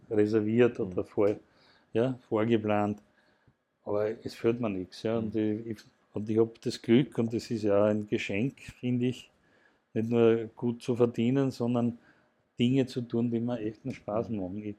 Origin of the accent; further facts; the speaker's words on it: Mattersburg, Burgenland, Austria; ich komme ja aus dem, vom Land, ich komme aus Mattersburg im Burgenland